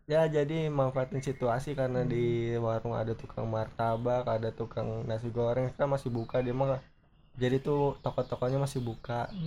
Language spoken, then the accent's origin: Indonesian; South Tangerang, Banten, Indonesia; guys kita orang Tangsel